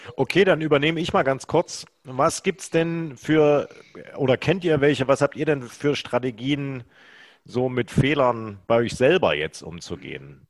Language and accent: German; Gera, Thuringia, Germany; now in Düsseldorf, Germany; ich als Kind im Uranbergbau Lurren geschoben habe